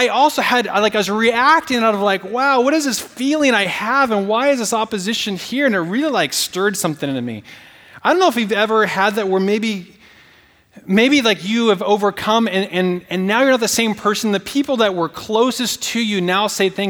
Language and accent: English; Portland, Oregon, United States; moved away; I'm from the Northwest. And when I go home, you know, sometimes to Portland, and, you know, I stay in, like, my bed I grew up in, my room